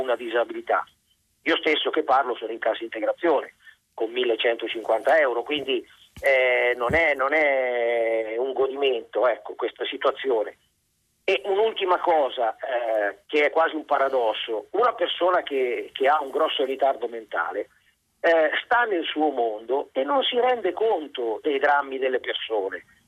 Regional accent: Milan, Lombardy, Italy; now in Gubbio, Italy; io risiedo a Gubbio ma sono milanese

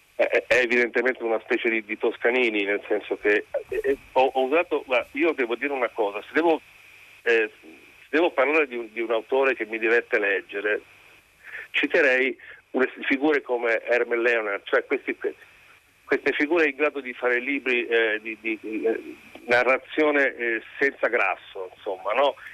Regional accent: Liguria, Italy; lui è ligure come me

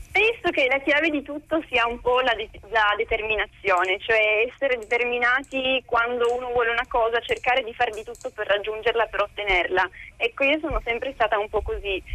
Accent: Italy; also born or lived in United States; io sono partita dall'Italia che ero veramente molto molto timida

